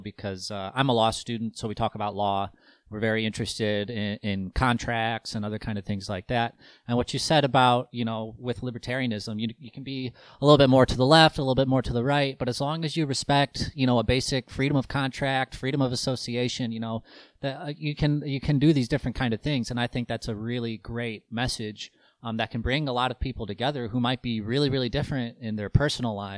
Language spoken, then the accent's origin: English; Midwest, United States; I'm from the Midwest